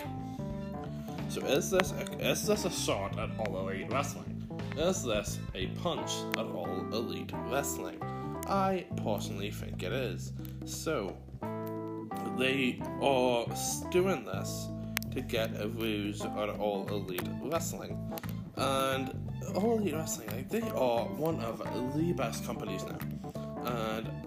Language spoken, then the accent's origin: English; Ireland; I am from Ireland